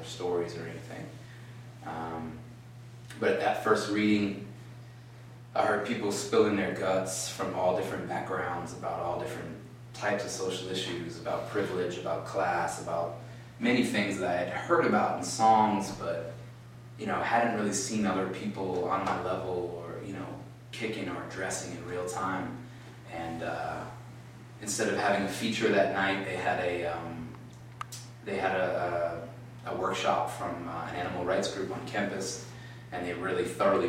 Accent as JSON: {"language": "English", "town": "Providence", "region": "Rhode Island", "country": "United States", "said": "I'm from Providence, Rhode Island"}